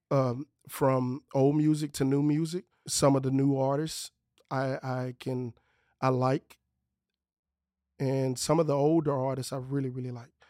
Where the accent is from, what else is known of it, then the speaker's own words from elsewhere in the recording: Lake Charles, Louisiana, United States; I'm from Lake Charles. So, I grew up in Lake Charles